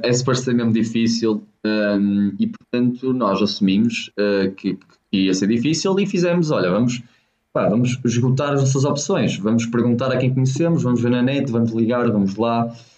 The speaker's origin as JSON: {"language": "Portuguese", "town": "Póvoa de Varzim", "region": "Norte", "country": "Portugal", "also_born_or_lived": "China", "said": "nós somos da Póvoa Verzinho, somos do norte de Portugal"}